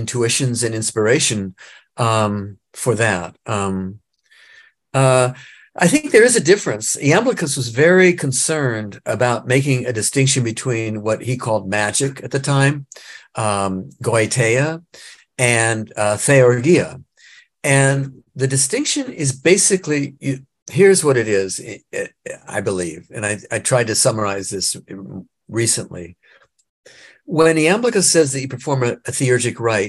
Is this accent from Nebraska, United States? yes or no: yes; Nebraska, United States; I grew up in Nebraska